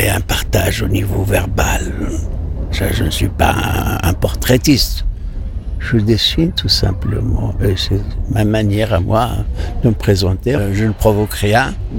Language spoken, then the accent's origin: French; Morocco; Je suis marocain, fier de l'être.